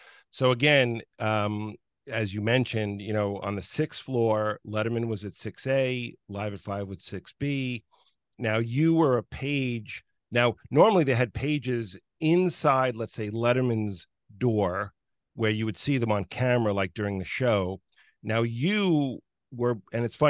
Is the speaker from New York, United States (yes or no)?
yes; Woodbury, New York, United States; I grew up in Woodbury, Long Island.